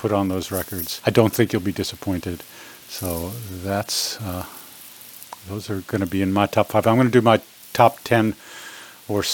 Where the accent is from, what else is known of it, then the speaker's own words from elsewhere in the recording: New York City, New York, United States; I'm a New Yorker. I was born in Brooklyn.